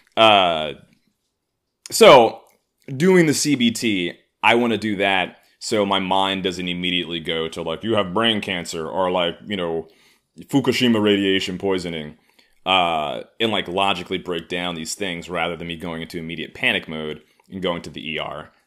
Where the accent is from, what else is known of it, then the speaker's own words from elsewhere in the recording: New York City, New York, United States; I grew up in Harlem